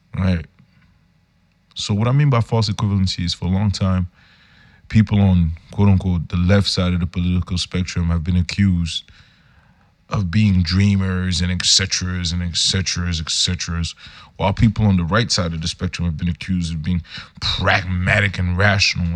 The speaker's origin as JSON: {"language": "English", "town": "Yaoundé", "region": "Centre", "country": "Cameroon", "said": "I'm a youth from Yaoundé, Cameroon"}